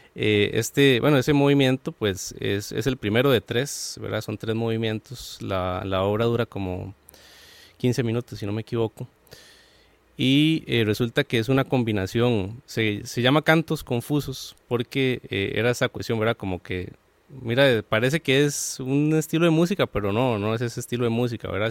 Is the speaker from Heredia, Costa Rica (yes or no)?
yes; San Joaquín de Flores, Heredia, Costa Rica; de donde yo soy, que es de San Joaquín de Flores